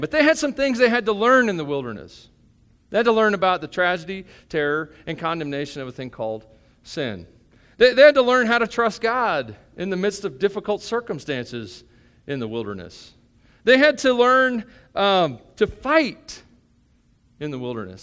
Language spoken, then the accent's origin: English; Tennessee, United States; I grew up in Tennessee.